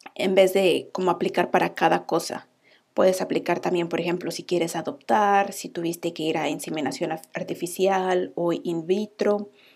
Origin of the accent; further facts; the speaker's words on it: Mexico; moved away as an adult; now in Iceland; …